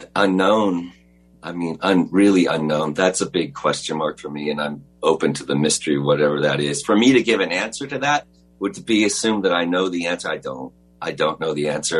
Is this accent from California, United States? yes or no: yes; Los Angeles, California, United States; I was born in Los Angeles, you know I grew up was went to private school in Sherman Oaks